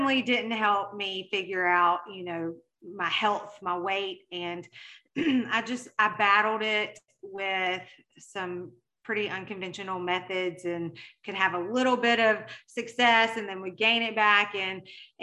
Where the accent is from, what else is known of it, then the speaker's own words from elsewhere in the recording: Mississippi, United States; accent: Mississippi; I am currently based in Mississippi, if you couldn't tell by my accent